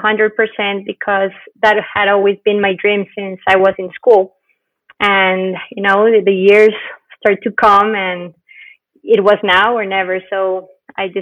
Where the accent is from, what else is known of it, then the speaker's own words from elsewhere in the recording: Bogota, Colombia; moved away as an adult; also born or lived in Cali, Colombia / Hartford, Connecticut, United States / Cape Town, South Africa; I was born in Bogota